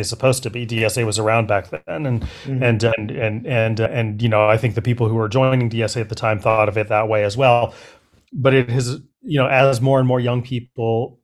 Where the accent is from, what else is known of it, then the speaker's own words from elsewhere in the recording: Berkeley, California, United States; I grew up in Berkeley.